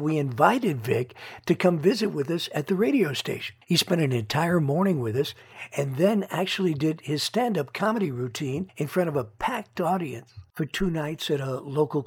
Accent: New York City, New York, United States; moved away as an adult; now in Sacramento, United States; I'm from Washington Heights, just off the bridge from New Jersey

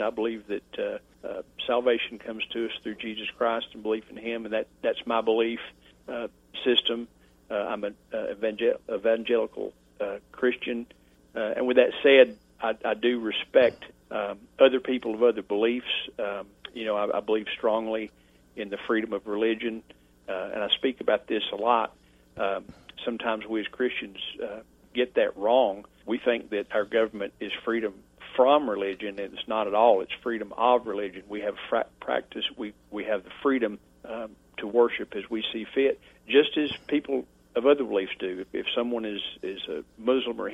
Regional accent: Franklin, North Carolina, United States; also born or lived in Boone, North Carolina; I'm from Franklin, from Macon County, and went to Franklin High School, graduated there

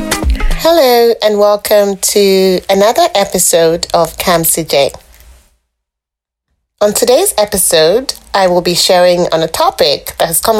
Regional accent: Nigeria; moved away as an adult; now in British Columbia, Canada

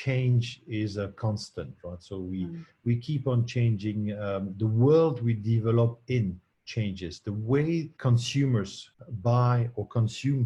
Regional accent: Belgium; I was born not far away from Luxembourg.

